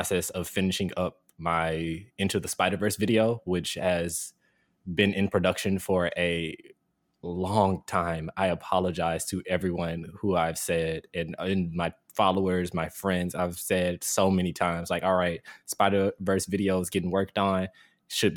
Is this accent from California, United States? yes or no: no; Jackson, Mississippi, United States; now in North Carolina, United States; my city, Jackson, Mississippi, my hometown